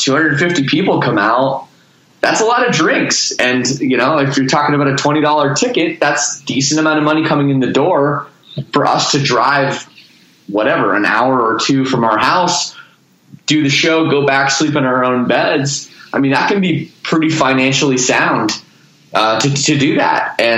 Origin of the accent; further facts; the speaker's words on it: Toronto, Ontario, Canada; I'm from Toronto.